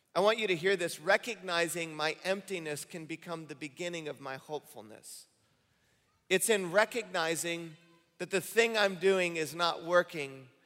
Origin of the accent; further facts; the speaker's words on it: Michigan, United States; moved away as an adult; I grew up in Michigan